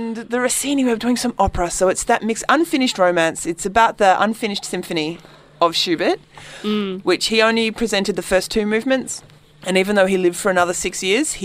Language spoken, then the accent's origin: English; Melbourne, Victoria, Australia; I'm from Melbourne